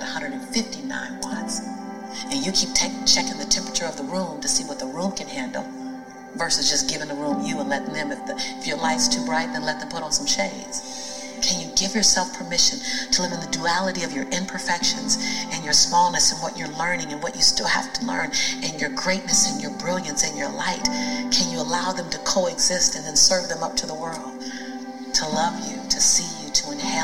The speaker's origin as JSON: {"language": "English", "town": "Los Angeles", "region": "California", "country": "United States", "tie": "born or raised there", "said": "as a black woman, well, as born and raised in South Central"}